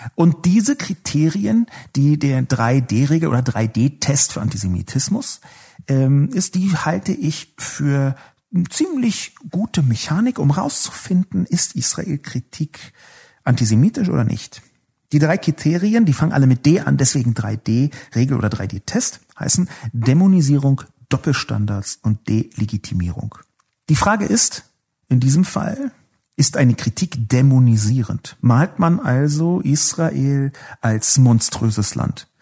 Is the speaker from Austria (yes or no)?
no; Berlin, Germany; Ich bin in Berlin geboren